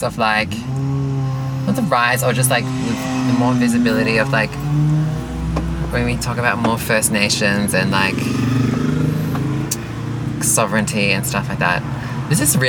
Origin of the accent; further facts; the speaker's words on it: Australia; I'm ethnically a Filipino, and I'm mixed, and I'm a lot of things, and I grew up here